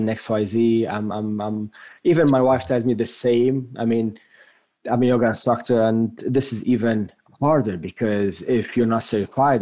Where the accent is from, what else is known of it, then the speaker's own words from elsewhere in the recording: France; accent: French; first language French; English is a second language; moved away as an adult; now in United States; I grew up for the first 18 years of my life in France